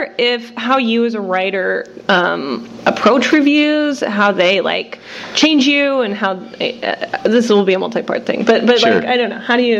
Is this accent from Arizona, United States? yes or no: yes; Arizona, United States; moved away; also born or lived in Los Angeles; I'm from Arizona.